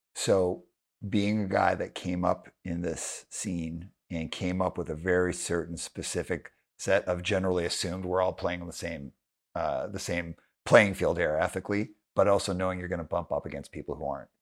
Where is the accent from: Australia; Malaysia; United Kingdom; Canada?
Canada; Calgary, Alberta; also born or lived in Montreal; I grew up in Calgary